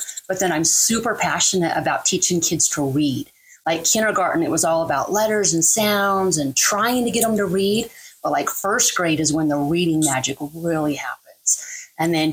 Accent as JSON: {"language": "English", "town": "Price", "region": "Utah", "country": "United States", "tie": "born or raised there", "said": "I am originally from Price, Utah"}